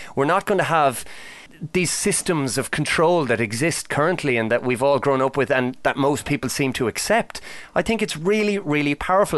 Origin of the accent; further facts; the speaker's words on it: Ireland; the old Celtic myths that I would have been familiar with growing up in Ireland